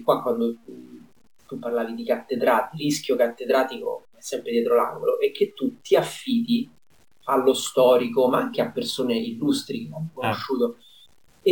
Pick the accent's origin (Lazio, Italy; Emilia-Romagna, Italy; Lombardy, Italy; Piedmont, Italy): Lazio, Italy; Rome; da romano